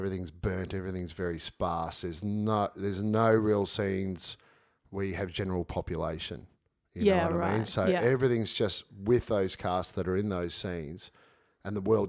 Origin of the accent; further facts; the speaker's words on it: Shepparton, Victoria, Australia; I grew up in Shepparton